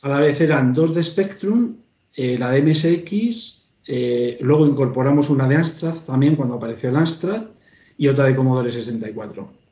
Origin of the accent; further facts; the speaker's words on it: Pinto, Community of Madrid, Spain; yo soy de Pinto